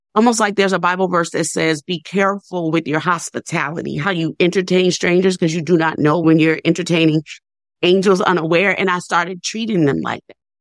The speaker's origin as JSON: {"language": "English", "town": "New Orleans", "region": "Louisiana", "country": "United States", "moved": "yes", "lives_now": "Nashville, United States", "said": "I'm from New Orleans, and I have two sisters that were still living there"}